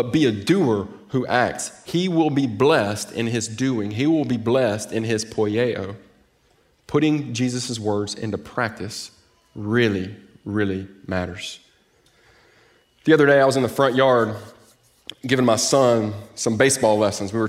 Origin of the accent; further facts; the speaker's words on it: Mississippi Delta, United States; moved away as an adult; also born or lived in Jackson, Mississippi; now in Texas, United States; I'm from the Mississippi Delta. I grew up 8 miles from the Mississippi River